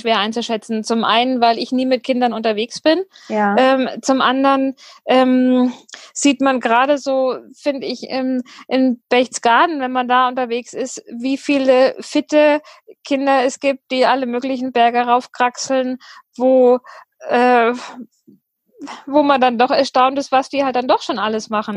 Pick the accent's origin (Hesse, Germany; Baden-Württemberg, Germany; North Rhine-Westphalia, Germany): Hesse, Germany; near Fulda, the Rhön; moved away as an adult; also born or lived in Ireland / Düsseldorf / New Zealand / Ruhr area; now in Ruhpolding, Germany; ursprünglich stamme ich äh, aus der Nähe von Fulda, aus der Rhön äh, aus dem Dorf